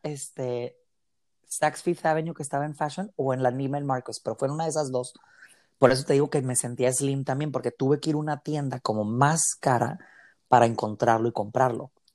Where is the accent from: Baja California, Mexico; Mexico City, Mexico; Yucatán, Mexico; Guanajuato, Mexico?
Baja California, Mexico; Mexicali; que soy originario aquí de Mexicali, Baja California